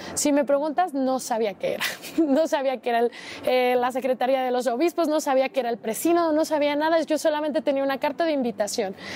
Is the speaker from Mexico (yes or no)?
yes; Guadalajara, Jalisco, Mexico; soy de Guadalajara, Jalisco